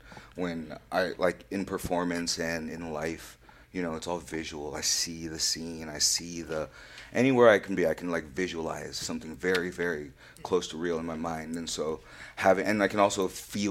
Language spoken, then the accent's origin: English; San Francisco, California, United States; I was born and raised in San Francisco